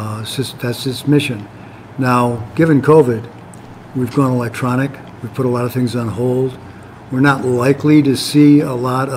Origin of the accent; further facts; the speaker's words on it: Detroit, Michigan, United States; now in Lansing, United States; I grew up in Detroit, thank God. And Detroit in the 40s and 50s was international. It was everybody from everywhere.